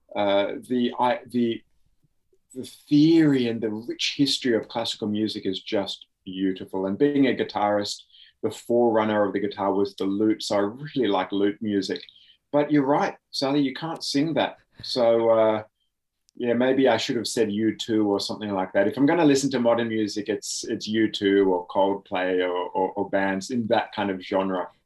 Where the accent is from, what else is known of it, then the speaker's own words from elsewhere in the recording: Oxford, South East England, United Kingdom; now in Australia; I was born in Oxford, England.